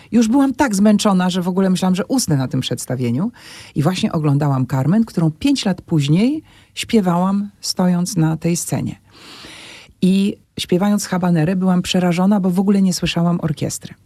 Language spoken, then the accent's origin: Polish; Warsaw, Masovian Voivodeship, Poland; tu się wychowywałam na e, Solcu, na Kruczkowskiego